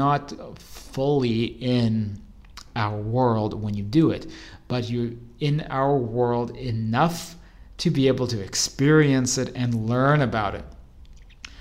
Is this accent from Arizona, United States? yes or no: yes; Arizona, United States; moved away; the same house I grew up in back in Arizona